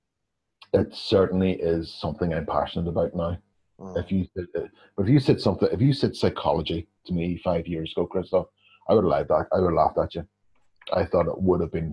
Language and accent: English; Northern Ireland, United Kingdom; coming from the northern part of the country, coming from Northern Ireland itself